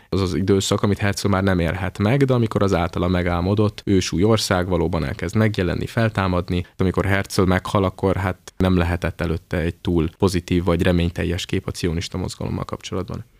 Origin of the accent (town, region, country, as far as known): Hungary